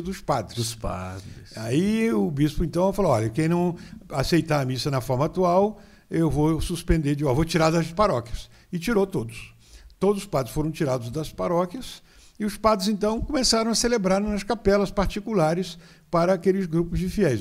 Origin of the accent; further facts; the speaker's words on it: São Fidélis, Rio de Janeiro, Brazil; De São Fidélis, ali pertinho de Campos, a 48 quilômetros de Campos